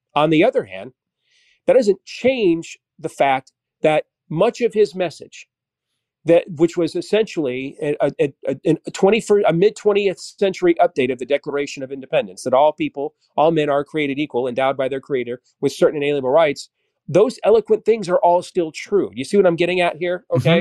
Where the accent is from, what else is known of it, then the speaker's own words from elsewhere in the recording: Iowa, United States; my home state of Iowa